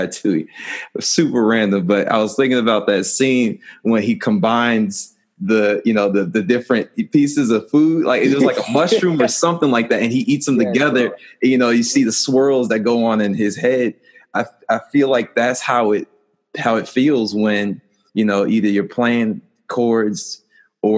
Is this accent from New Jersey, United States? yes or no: yes; New Jersey, United States; We grew up in Jersey